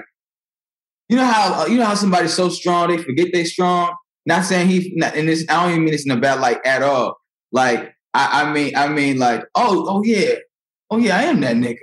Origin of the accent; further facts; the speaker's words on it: Naperville, Illinois, United States; also born or lived in Aurora, Illinois / St. Charles, Missouri; In Neuqua, in Naperville